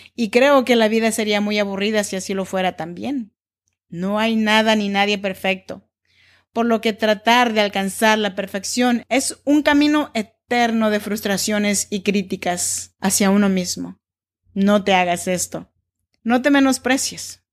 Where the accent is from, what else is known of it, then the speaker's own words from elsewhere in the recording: Oaxaca, Mexico; now in Sacramento, United States; Yo soy nacida en Oaxaca, México, en donde se habla el dialecto chinanteco.